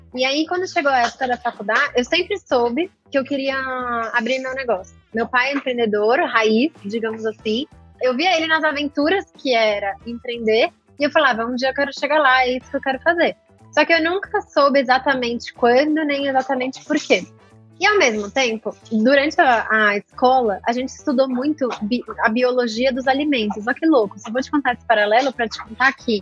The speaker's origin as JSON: {"language": "Portuguese", "country": "Brazil", "said": "eu, sendo brasileira"}